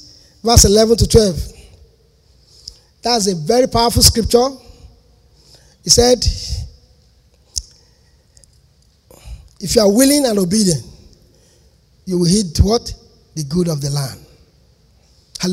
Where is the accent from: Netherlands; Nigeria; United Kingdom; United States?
Nigeria; Lagos; moved away; also born or lived in Ondo State; I'm a Lagos boy. I was born in Lagos.